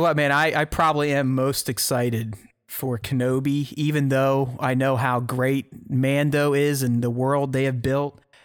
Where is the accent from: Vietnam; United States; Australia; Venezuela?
United States; Pittsburgh, Pennsylvania; moved away; grew up in the North, in Pittsburgh